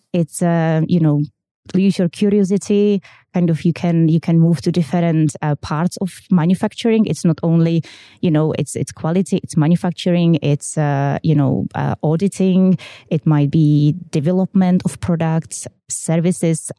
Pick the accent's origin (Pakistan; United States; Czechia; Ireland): Czechia; English is a second language; moved away as an adult; now in United Kingdom; you can see in my accent, I am originally from the Czech Republic.